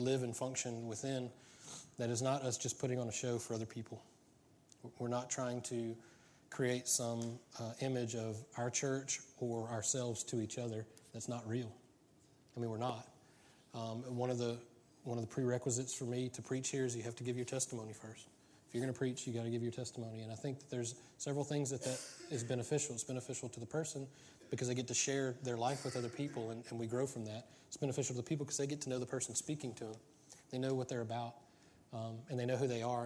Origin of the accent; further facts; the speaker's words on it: United States; I'm American